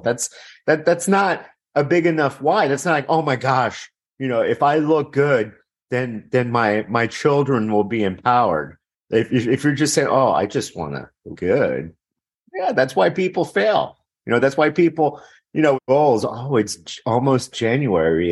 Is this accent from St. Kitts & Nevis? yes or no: no; Miami, Florida, United States; I'm actually from Miami, born in Miami